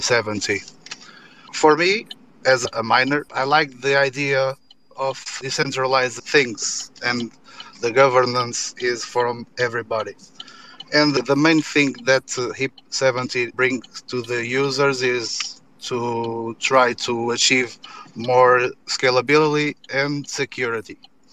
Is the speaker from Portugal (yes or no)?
yes; Portugal; I'm from Portugal.